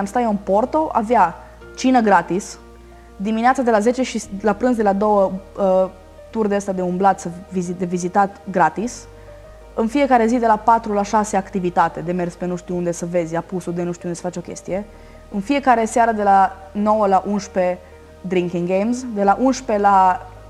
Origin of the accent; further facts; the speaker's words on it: Romania; ca români